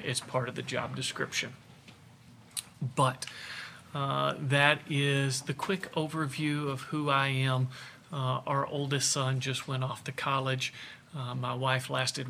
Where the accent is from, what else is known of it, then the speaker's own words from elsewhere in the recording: Bardwell, Kentucky, United States; moved away as an adult; also born or lived in Jackson, Tennessee / Wake Forest, North Carolina / Augusta, Georgia; I'm originally from Bardwell, Kentucky. You've never heard of it. We were 30 minutes from the nearest McDonald's